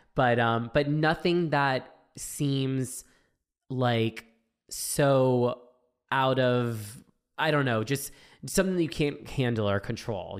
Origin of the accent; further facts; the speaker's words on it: Florida, United States; growing up in Florida